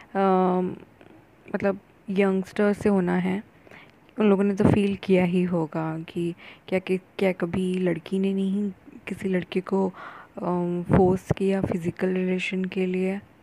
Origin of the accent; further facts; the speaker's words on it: India; accent: Indian; अगर इंग्लिश में बात करती हूँ तो मेरा एक्सेंट जो है वो इंडियन ही रहता है